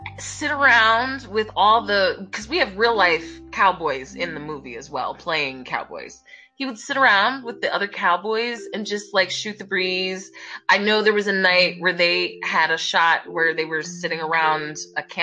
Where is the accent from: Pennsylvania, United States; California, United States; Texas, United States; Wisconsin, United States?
Pennsylvania, United States; Philadelphia; born or raised there